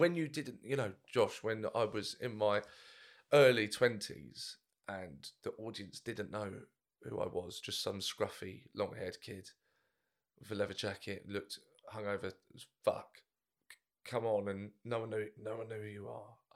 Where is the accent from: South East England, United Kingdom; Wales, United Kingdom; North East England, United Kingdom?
South East England, United Kingdom; Brighton; my hometown, Bryce, uh, Theatre Royal